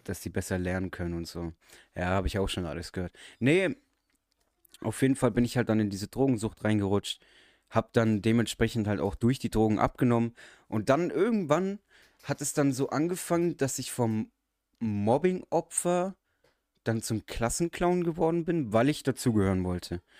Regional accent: Germany; ich bin halber Araber, bin aber in deutschen Verhältnissen aufgewachsen

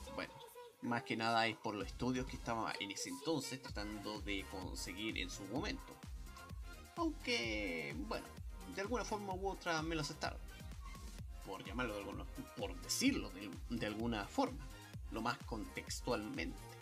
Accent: Chile; como persona chilena

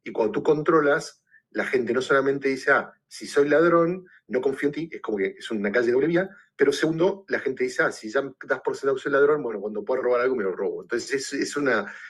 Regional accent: Argentina; moved away as an adult; also born or lived in Puerto Rico / New York / Los Angeles; now in Chicago, United States; yo soy originalmente argentina

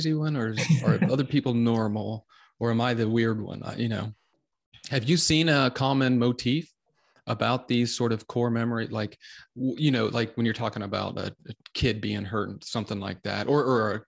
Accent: United States; we as Americans

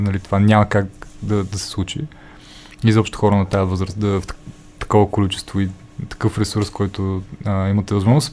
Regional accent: Stara Zagora, Stara Zagora Province, Bulgaria; moved away; Аз съм от Стара Загора, нали, там съм живял

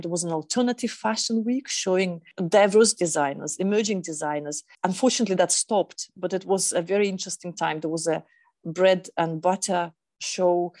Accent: Lake Baikal, Eastern Siberia, Russia; now in Berlin, Germany; I come from Eastern Siberia, it's a place of immense beauty, but also it's quite remote, where five hours flight east of Moscow, and that's where I was born in that part of Russia, actually on the biggest freshwater lake in the world, Lake Baikal.

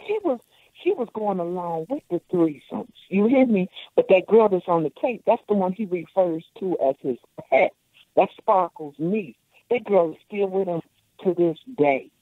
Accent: Chicago, Illinois, United States; I'm a Chicagoan

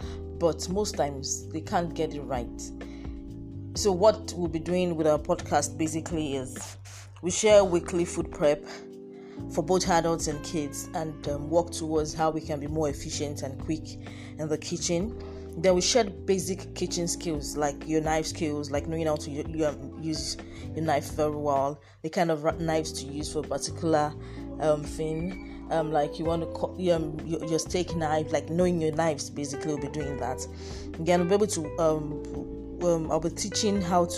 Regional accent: Nigeria; being a Nigerian

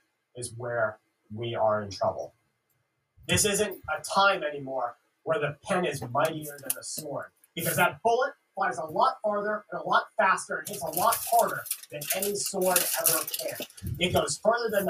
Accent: Florida, United States; I grew up in Florida

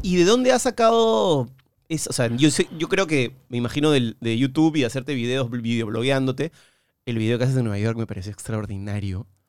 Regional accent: Peru; de Perú

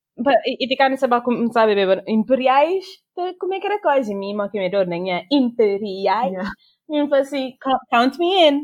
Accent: Cape Verde; now in Portugal; Eu sou cabo-verdiano

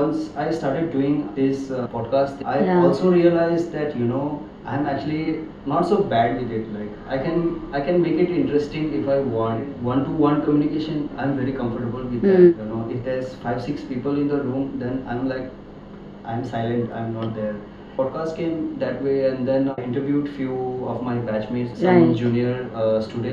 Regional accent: McLeod Ganj, Himachal Pradesh, India; I'm from Himachal. Yeah, from Macrodganj

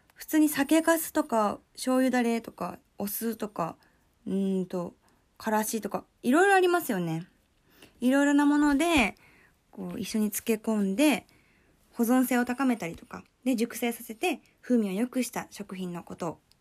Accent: Kyoto, Japan; 私は、京都出身

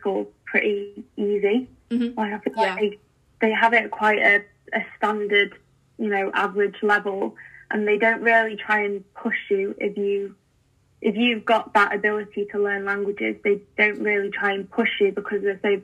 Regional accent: England, United Kingdom; as English people, as Brits

